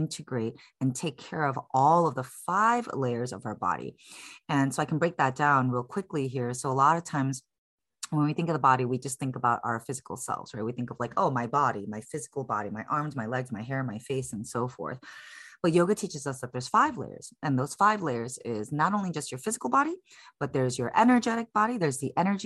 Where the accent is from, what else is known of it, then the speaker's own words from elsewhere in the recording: Chicago, Illinois, United States; moved away as an adult; now in San Francisco, United States; I was born and raised in Chicago. I'm currently based in San Francisco, California. I've been here since 2007.